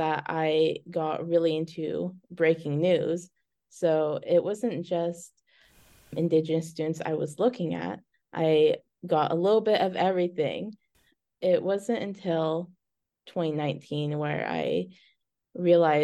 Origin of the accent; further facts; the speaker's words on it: Carlsbad, California, United States; moved away as an adult; also born or lived in San Diego / New York / Syracuse; now in Bismarck, United States; I grew up in Carlsbad, California. I, grew up in a little beach town